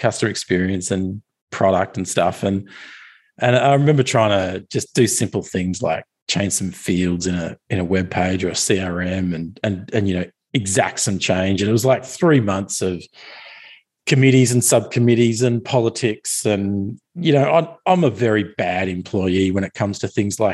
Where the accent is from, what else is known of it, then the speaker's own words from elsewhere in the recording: Australia; I'm an Australian